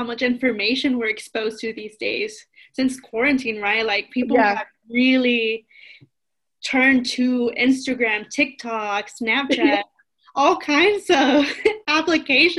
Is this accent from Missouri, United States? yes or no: no; Los Angeles, California, United States; first language Spanish; English is a second language; moved away as an adult; also born or lived in Pennsylvania / Chicago; now in Colorado, United States; I grew up in East Los Angeles, and I spent 18 years